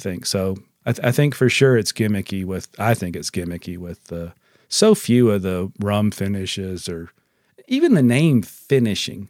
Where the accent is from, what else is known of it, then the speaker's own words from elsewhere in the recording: United States; as American consumers